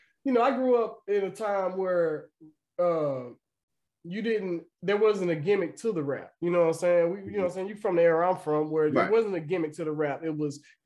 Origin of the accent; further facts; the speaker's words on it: Dallas, Texas, United States; also born or lived in Louisiana; I'm from Dallas, Texas, you know what I'm saying? Southwest. I wasn't born in Dallas, though. I was born in Louisiana, but I've been in Dallas since I was like 9 years old